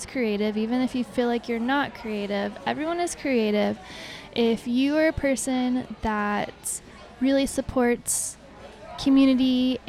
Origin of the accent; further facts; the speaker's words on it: United States; Why I'm American.